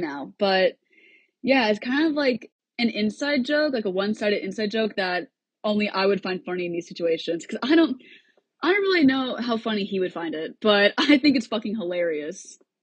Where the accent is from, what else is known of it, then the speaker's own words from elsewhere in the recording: Cedar Rapids, Iowa, United States; moved away as an adult; now in Nashville, United States; I grew up in Cedar Rapids, Iowa, but I moved to Nashville about four months ago to attend Belmont University